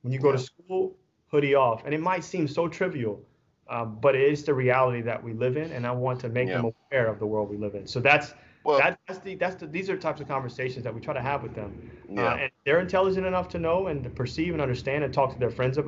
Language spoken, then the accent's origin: English; Louisiana, United States; also born or lived in Texas; now in Pearland, United States; I'm coming from Louisiana